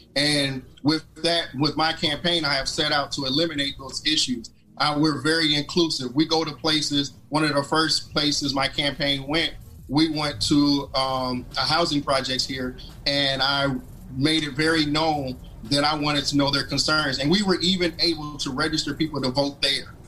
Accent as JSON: {"language": "English", "town": "Toledo", "region": "Ohio", "country": "United States", "tie": "born or raised there", "moved": "yes", "lives_now": "Chattanooga, United States", "said": "growing up in Toledo, uh, you know, I wanted to um, always serve my community."}